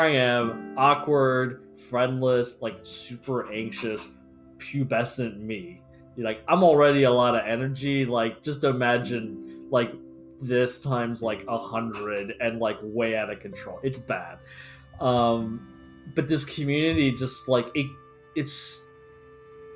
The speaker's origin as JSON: {"language": "English", "country": "United States", "said": "I'm American"}